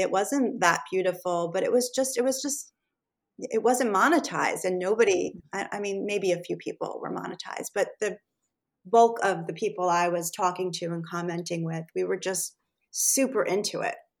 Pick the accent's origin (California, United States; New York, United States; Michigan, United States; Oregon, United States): New York, United States; Rockland County; I grew up pretty much in this area on the other side of the Hudson River in Rockland County. So I've always sort of been in the tri state New York area my entire life.